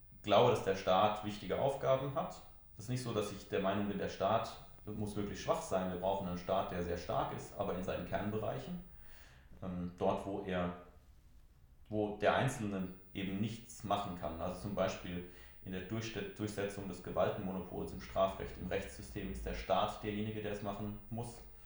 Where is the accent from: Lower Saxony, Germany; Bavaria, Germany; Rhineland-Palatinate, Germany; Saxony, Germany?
Rhineland-Palatinate, Germany; Haagsheim; in meinem Heimatort in Haagsheim